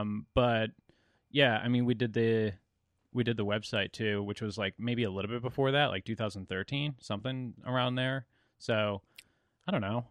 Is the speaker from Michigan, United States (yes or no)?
no; Central Connecticut, United States; I'm from Central Connecticut